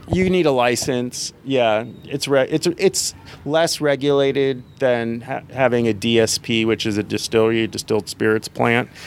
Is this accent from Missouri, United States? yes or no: no; California, United States; now in Tennessee, United States; I'm from California.